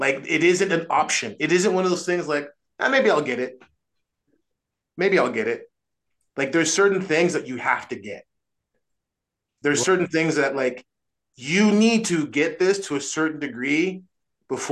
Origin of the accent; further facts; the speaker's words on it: United States; I'm an American